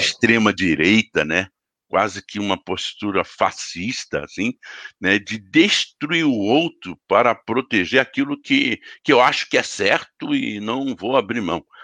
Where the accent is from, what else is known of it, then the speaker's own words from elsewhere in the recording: Teresópolis, Rio de Janeiro, Brazil; lá em Teresópolis, na cidade onde eu cresci